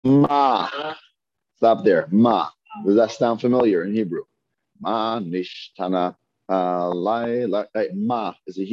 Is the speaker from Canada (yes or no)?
yes; Toronto, Ontario, Canada; moved away; also born or lived in New York / Brooklyn; I'm from the Northeast, I'm from Toronto.